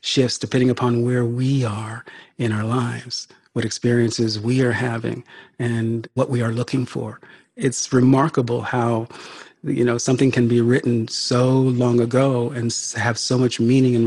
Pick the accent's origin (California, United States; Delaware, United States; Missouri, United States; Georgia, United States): California, United States; I was raised in California.